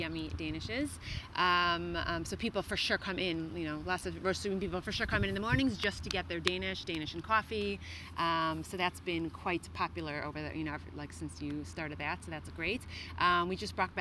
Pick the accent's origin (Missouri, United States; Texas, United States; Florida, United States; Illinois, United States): Illinois, United States; Chicago; now in Israel; I'm from Chicago